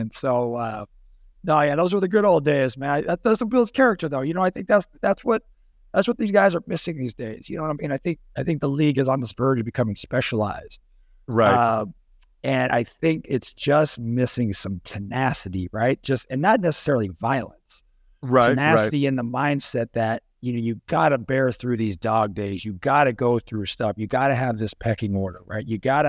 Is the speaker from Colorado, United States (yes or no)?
no; California, United States; And then, I was going to go play Pac-10 growing up in California.